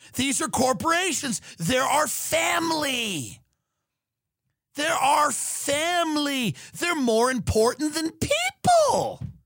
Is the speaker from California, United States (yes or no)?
no; Long Island, New York, United States; I grew up on Long Island